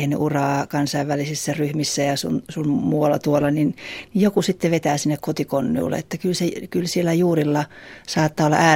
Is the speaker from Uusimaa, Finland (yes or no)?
yes; Helsinki, Uusimaa, Finland; mistä mä sanon olevani kotoisin, koska helsinkiläisyys ei ole se, jota kannattaa ensimmäisenä toitottaa.